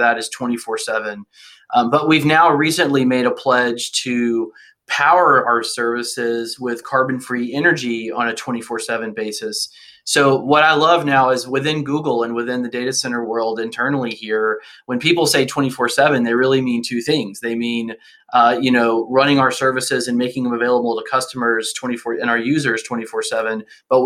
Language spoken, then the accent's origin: English; Alabama, United States; moved away; also born or lived in Washington; I grew up in Alabama, and my family actually had a coal mining company, a company that stripped mine coal in North Alabama